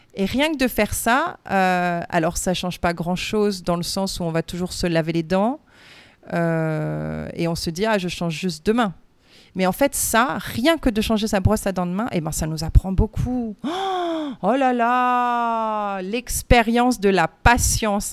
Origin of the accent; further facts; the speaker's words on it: France; moved away; je suis française